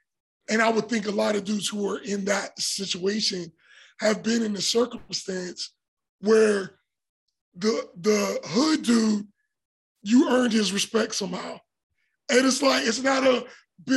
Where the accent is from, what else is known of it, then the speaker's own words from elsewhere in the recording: Pittsburgh, Pennsylvania, United States; we grew up in Point Breeze